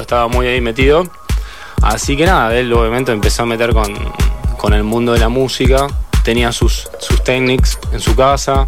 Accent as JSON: {"language": "Spanish", "town": "Carhué", "region": "Buenos Aires Province", "country": "Argentina", "also_born_or_lived": "Rosario", "said": "Yo soy de Carué, de una localidad de provincia de Buenos Aires, que tiene 10.000 habitantes."}